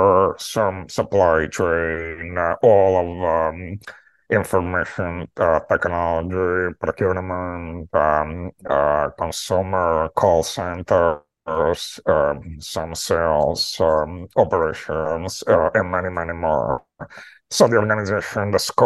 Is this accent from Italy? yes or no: yes; Rome, Lazio, Italy; moved away as an adult; also born or lived in Latin America / Greece / United Kingdom / Turkey; now in New York City, United States; I am from Rome.